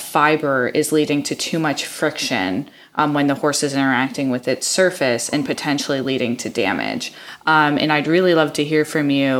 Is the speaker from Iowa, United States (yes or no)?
yes; Iowa, United States; moved away; I grew up in the Midwest, in Iowa